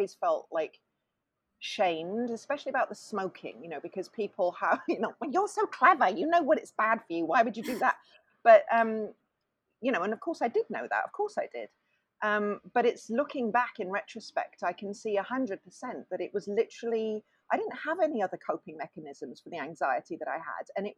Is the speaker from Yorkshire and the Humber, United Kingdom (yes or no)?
no; Swansea, Wales, United Kingdom; also born or lived in London; we moved to Swansea, which is a small town in South Wales